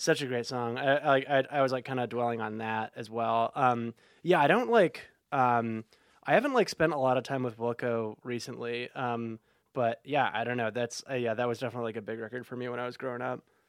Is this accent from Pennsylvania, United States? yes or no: no; Oak Park, Illinois, United States; I'm from Oak Park originally